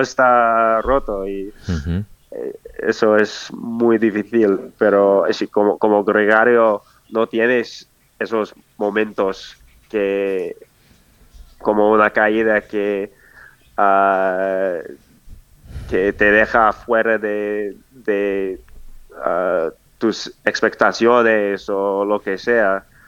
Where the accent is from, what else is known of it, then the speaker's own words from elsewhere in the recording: Durango, Colorado, United States; Spanish is a second language; moved away; mi pueblo de, de Rango ah, hay el, el, Colorado Trail